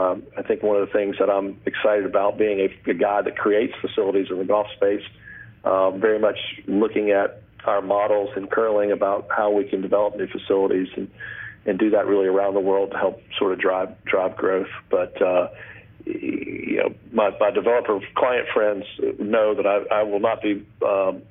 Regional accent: South Carolina, United States; every boy growing up in South Carolina

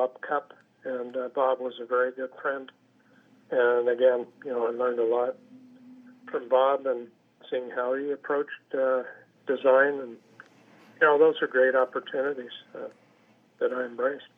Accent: Canada; being a Canadian, working in a foreign country

